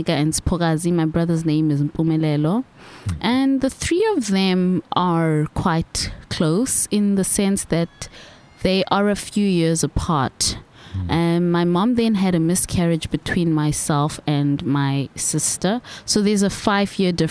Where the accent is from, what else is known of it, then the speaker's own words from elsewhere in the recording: Mthatha, Eastern Cape, South Africa; Yes, Umtata. I was born in Umtata in the Eastern Cape